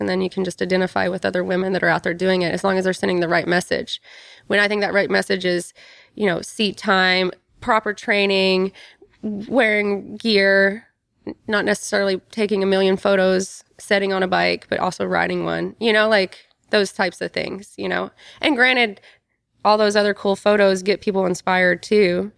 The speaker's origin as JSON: {"language": "English", "region": "Kentucky", "country": "United States", "tie": "born or raised there", "said": "I grew up tomboy in Kentucky"}